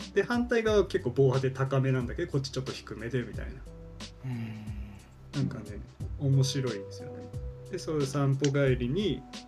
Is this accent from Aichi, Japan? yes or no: no; Niigata, Japan; moved away as an adult; also born or lived in Hino, Tokyo; now in Tokyo, Japan; 出身新潟